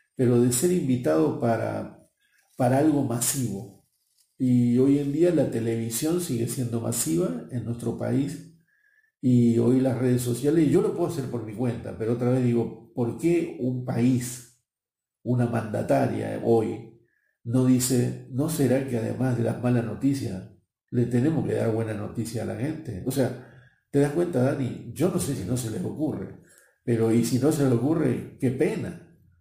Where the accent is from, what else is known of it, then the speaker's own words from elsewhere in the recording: Buenos Aires, Argentina; moved away as an adult; Nací en Buenos Aires, en Argentina, y a mis 21 años ya me enviaron fuera del país